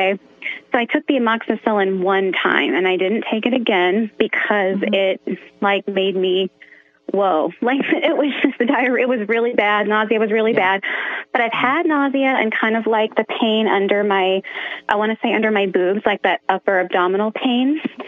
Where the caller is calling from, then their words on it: Sioux City, Iowa, United States; So I'm from Sioux City, Iowa, and I hope you have a lot of fun with your son.